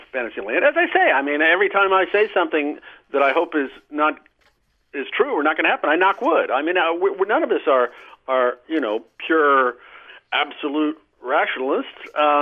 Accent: Nebraska, United States; the religious people I grew up with in Nebraska

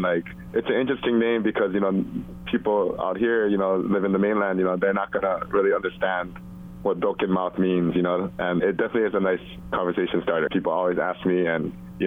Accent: Hawaii, United States; moved away as an adult; now in Los Angeles, United States; since I'm Korean, born and raised in Hawaii

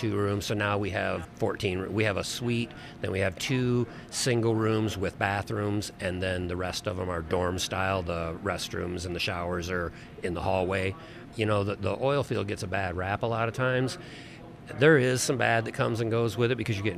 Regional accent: Michigan, United States; moved away as an adult; now in Fortuna, United States; I come from Michigan, a small town in Michigan originally.

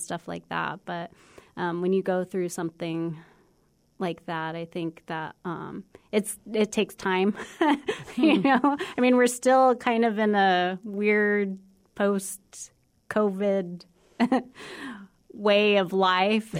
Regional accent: United States; also born or lived in Arizona / New Mexico; I grew up in cities in Arizona and New Mexico

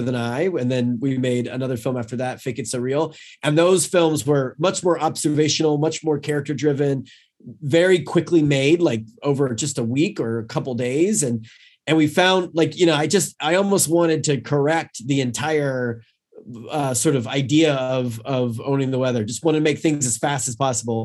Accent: North Carolina, United States; I was from North Carolina

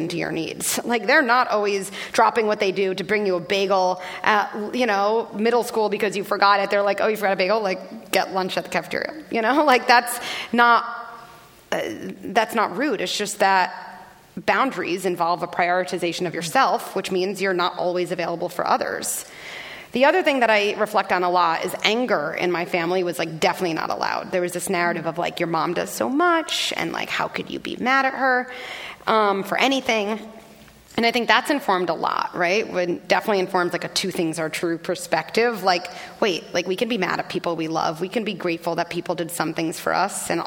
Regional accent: Scarsdale, New York, United States; I grew up in Scarsdale, New York, a very privileged, relatively homogeneous

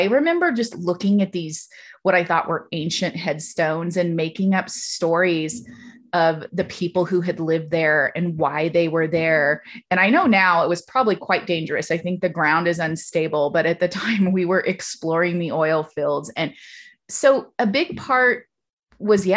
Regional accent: Taft, California, United States; I did grow up in Taft

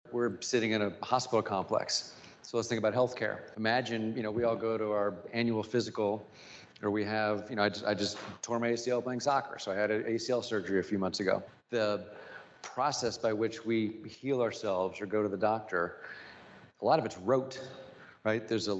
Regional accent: Springfield, United States; Listen, I grew up super privileged, right? My dad had a great job.

